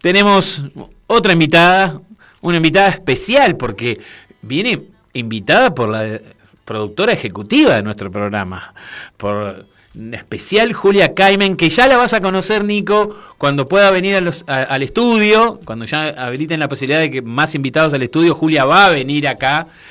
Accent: Uruguay; yo soy de Uruguay

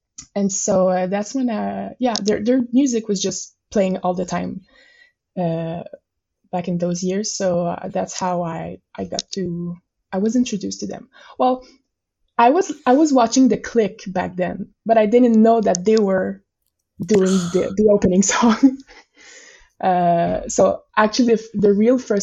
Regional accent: Montreal, Quebec, Canada; first language French; English is a second language; I live in Montreal and I'm French Canadian.

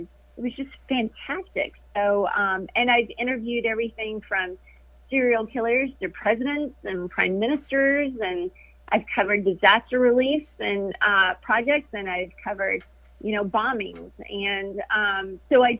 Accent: Kentucky, United States; moved away as an adult; now in Florida, United States; I grew up in Kentucky. That's where I went to college, and that's where I had my first broadcasting job

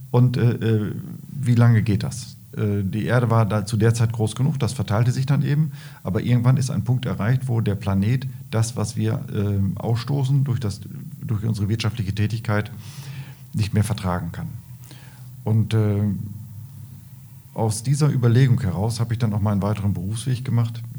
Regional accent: Lahde, North Rhine-Westphalia, Germany; born there; ich bin in, in Lade geboren, an der Bahnstrecke und da wurden, äh, wurde eine Straße gebaut, die B482

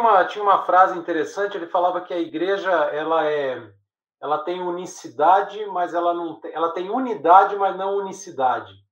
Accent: interior of São Paulo, Brazil; numa cidadezinha do interior de São Paulo, que era preconceituosa para Chuchu, né, onde eu cresci

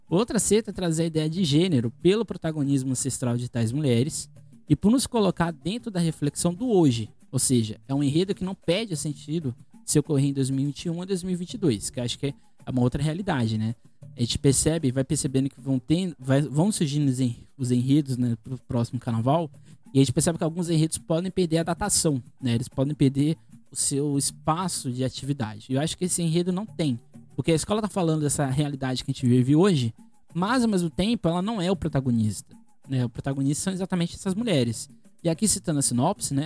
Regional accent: Santos, São Paulo, Brazil; eu sou aqui de Santos, né?

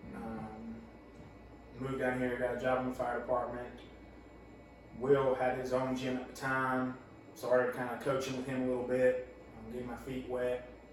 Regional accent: eastern North Carolina, United States; also born or lived in New York; born and raised in East North Carolina

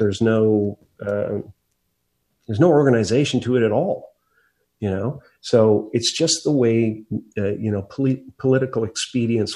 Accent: Canada; now in United States; grew up in Canada

